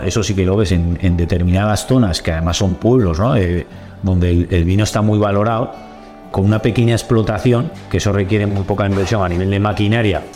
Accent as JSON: {"language": "Spanish", "town": "Olite", "region": "Navarre", "country": "Spain", "tie": "born or raised there", "said": "siempre he vivido en Olite"}